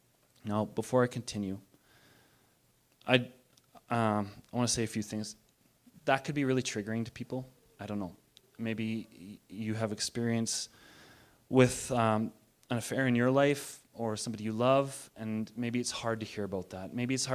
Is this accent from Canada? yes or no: yes; Bowness, Alberta, Canada; That's why I say I'm from Bowness, not from Calgary now.